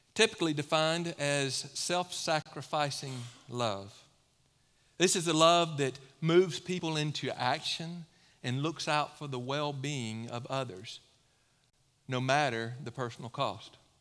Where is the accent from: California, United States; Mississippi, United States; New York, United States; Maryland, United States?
Mississippi, United States; now in Low Country, South Carolina, United States; I come from Mississippi.